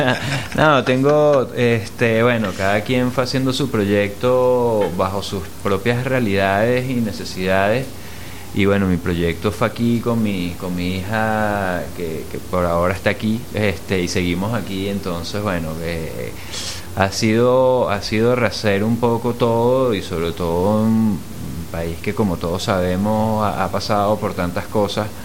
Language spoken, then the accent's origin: Spanish; Mexico; born there; porque nací en México y era el chaparrito de la familia